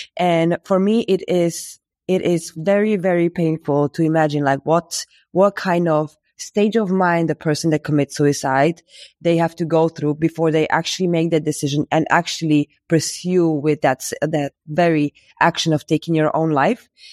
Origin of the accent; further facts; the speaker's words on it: Bratislava, Bratislava Region, Slovakia; also born or lived in Berlin; I am from Slovakia, in Bratislava, where I am based right